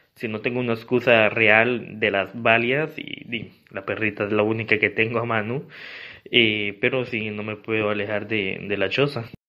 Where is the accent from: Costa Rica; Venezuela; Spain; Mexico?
Costa Rica; San Carlos, Alajuela; now in Pisa, Italy; soy de San Carlos, eh, pero vivo en Pisa, Italia